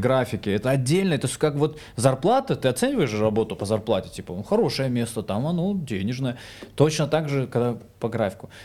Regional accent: Vladikavkaz, North Ossetia–Alania, Russia; moved away as an adult; now in Moscow, Russia; я тип из Владикавказа

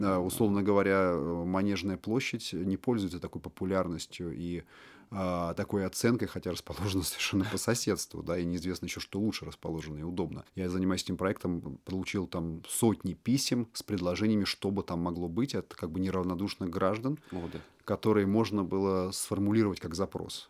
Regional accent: Moscow, Russia; born or raised there

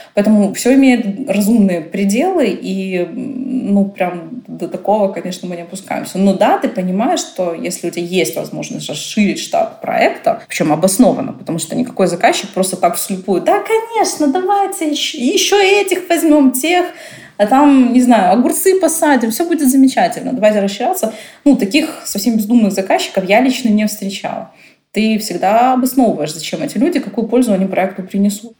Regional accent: Odesa, Odesa Oblast, Ukraine; born or raised there; also born or lived in Germany

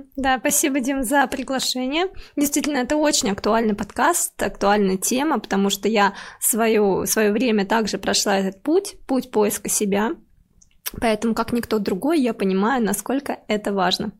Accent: Tambov Oblast, Russia; moved away; я из Тамбовской области, и я действительно училась там в деревне

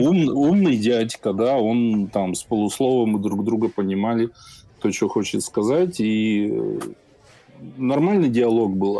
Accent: Minsk, Belarus; я сам из Минска, Э, родители из Минска

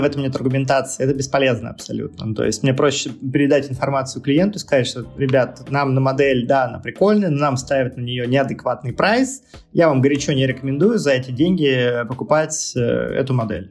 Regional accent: Nizhny Novgorod, Nizhny Novgorod Oblast, Russia; moved away; нахожусь сейчас в Нижнем Новгороде, э, у себя на малой родине

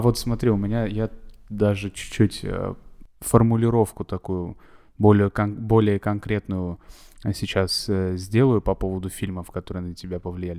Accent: Armenia; я просто как армянин говорю

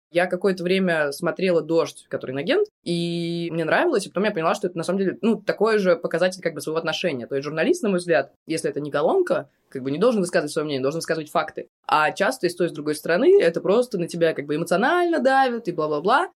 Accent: Russia; also born or lived in Moscow; я из России

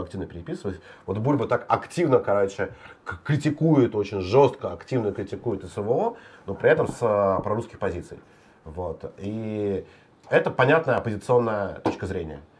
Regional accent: Klintsy, Bryansk Oblast, Russia; мой родной город

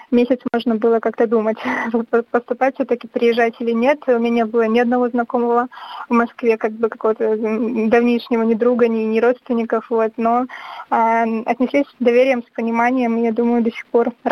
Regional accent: Baranovichi, Brest Region, Belarus; moved away as an adult; now in Russia; Э, я родилась в Барановичах в Брестской области, вот 20 лет там жила, ничего не знаю о России

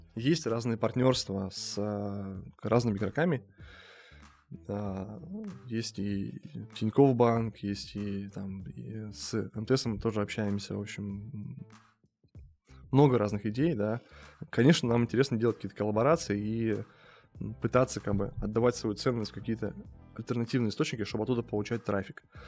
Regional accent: Chelyabinsk Oblast, Russia; moved away; Сам я из, из Челябинской области, простой парень

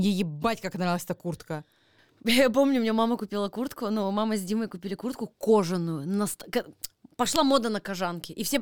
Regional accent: Chelyabinsk, Chelyabinsk Oblast, Russia; Я из Челябинска.

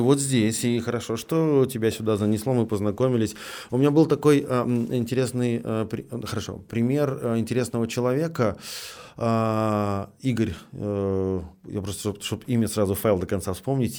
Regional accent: Petrozavodsk, Republic of Karelia, Russia; я в этот момент из Петрозаводска, ну, командирован в Москву

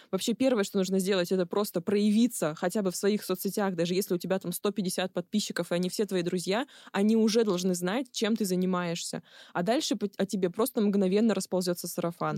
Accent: Barnaul, Altai Krai, Russia; Я из Барнаула

